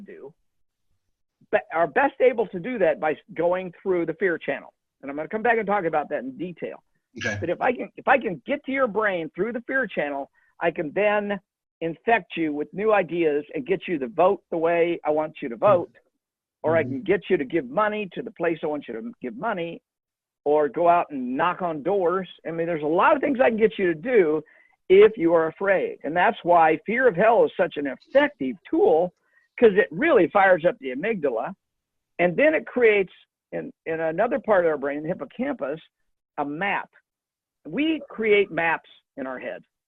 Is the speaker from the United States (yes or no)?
yes; Kansas, United States; my home state, Kansas